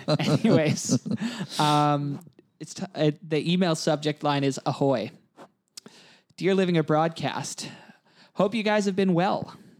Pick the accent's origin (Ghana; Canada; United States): Canada; now in New Zealand; But as someone who wrote it out in New Zealand as a Canadian, I want to give a hard shout out to the Prime Minister of New Zealand